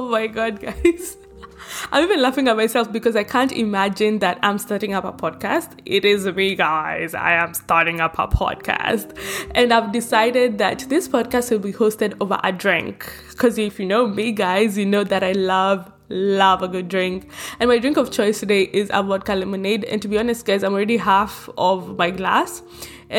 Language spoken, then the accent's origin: English; Nairobi, Kenya; moved away as an adult; now in Australia; I am born and raised in Nairobi, Kenya.